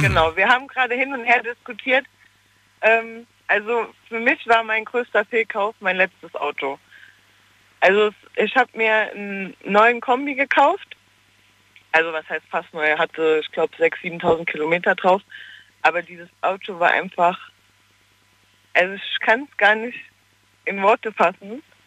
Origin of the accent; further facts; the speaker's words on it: Koblenz, Rhineland-Palatinate, Germany; Aus Koblenz